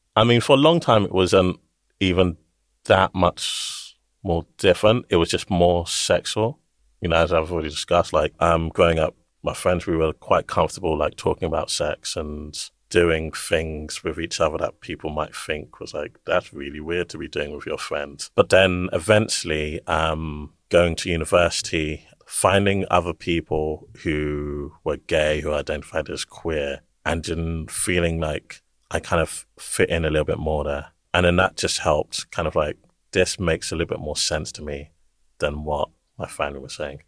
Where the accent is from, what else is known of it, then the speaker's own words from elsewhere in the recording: London, United Kingdom; I grew up in East London, born here